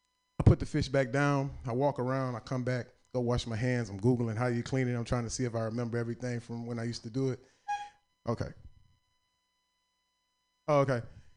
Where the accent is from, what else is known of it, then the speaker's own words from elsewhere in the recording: the South, United States; And I'm from the South, so I'm feeling like a country boy.